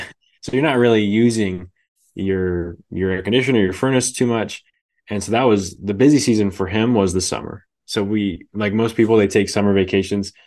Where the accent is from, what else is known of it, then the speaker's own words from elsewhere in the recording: Bay Area, California, United States; moved away as an adult; now in Idaho, United States; I grew up in the Bay Area